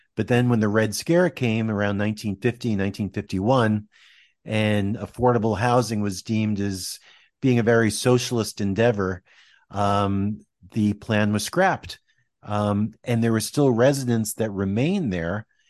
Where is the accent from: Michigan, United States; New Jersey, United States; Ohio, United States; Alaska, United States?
New Jersey, United States; Westwood; I grew up in Westwood, New Jersey